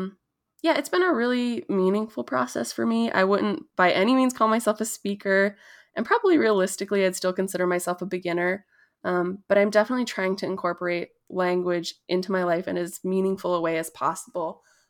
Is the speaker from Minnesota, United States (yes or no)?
yes; Prairie Island, Minnesota, United States; So I am Bedewakantuan Dakota from Tintawinta, which is Prairie Island here in Minnesota.